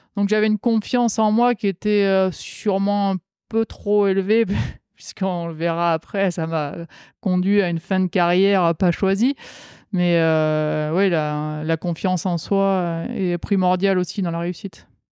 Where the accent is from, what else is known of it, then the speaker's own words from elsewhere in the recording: the South, southern France, France; En tant que sudiste